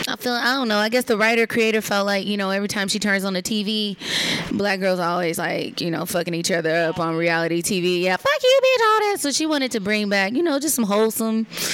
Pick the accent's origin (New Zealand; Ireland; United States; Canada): United States; Dallas, Texas; I'm from Texas.